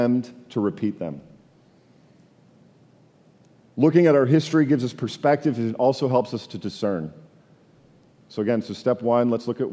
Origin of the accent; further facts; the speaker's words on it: Canada; I'm from Canada